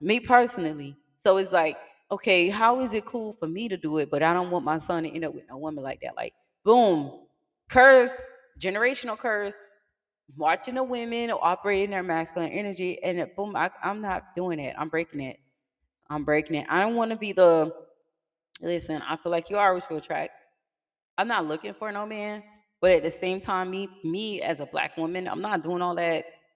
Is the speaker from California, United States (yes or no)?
no; Miami, Florida, United States; I'm from Miami